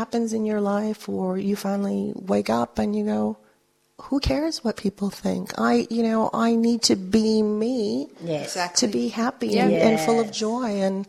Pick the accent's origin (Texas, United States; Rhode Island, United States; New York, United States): Texas, United States; Corpus Christi; born or raised there; first language Spanish; English is a second language; moved away as an adult; also born or lived in Milwaukee, Wisconsin; now in Sydney, Australia